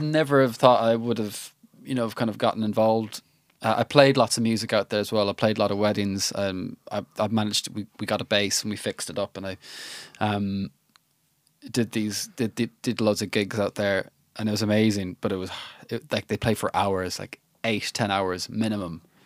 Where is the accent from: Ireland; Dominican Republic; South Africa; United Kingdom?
Ireland; I'm an Irish lad